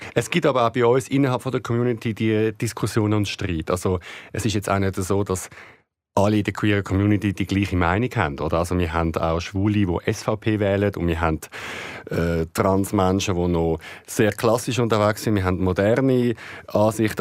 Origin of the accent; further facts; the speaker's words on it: Switzerland; also born or lived in Greece; bei uns in der Schweiz